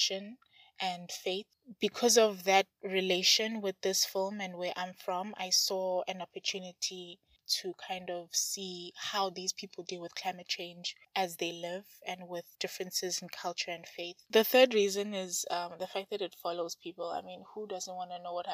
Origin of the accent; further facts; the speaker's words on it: South Africa; I'm from South Africa